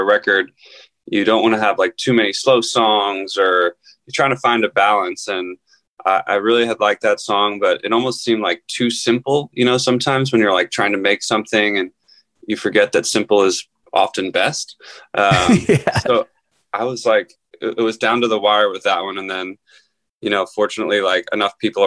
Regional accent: Philadelphia, Pennsylvania, United States; moved away as an adult; also born or lived in Los Angeles; I grew up outside Philadelphia.

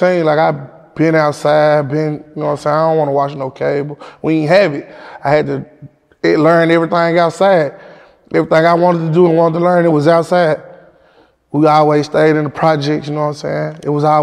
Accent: Memphis, Tennessee, United States; I'm from King Gates. I'm from Whitehaven.

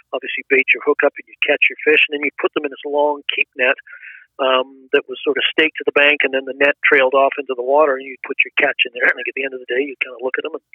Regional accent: Canada; also born or lived in England; I was born in England, so we emigrated to Canada when I was seven.

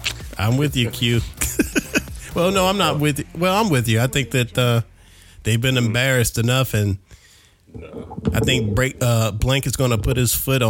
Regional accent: South Carolina, United States; moved away; I was born and raised in South Carolina.

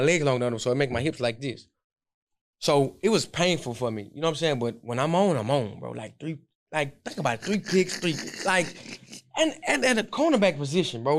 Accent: Houston, Texas, United States; I got picked up by the Texans in my hometown

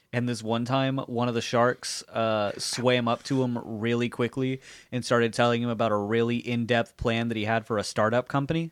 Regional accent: Jacksonville, Florida, United States; also born or lived in Colorado; I was born in Jacksonville.

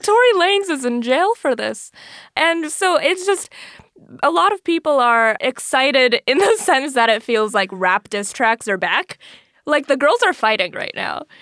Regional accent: Florida, United States; moved away as an adult; I'm originally from Florida

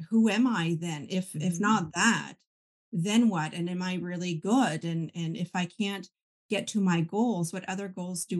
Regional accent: Canada; I grew up French Catholic, and that's a very tight-knit community because we're minorities, right? Most of Canada being English.

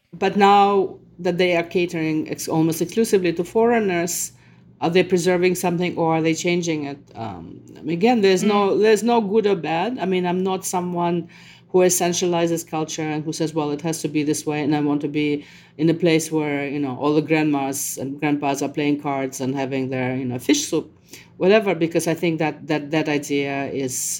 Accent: Moscow, Russia; English is a second language; moved away; I was someone from Moscow who speaks Russian, who thinks in Russian

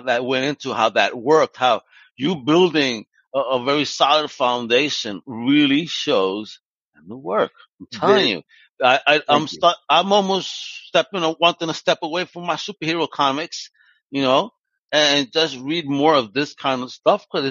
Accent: New York, United States; I'm from New York.

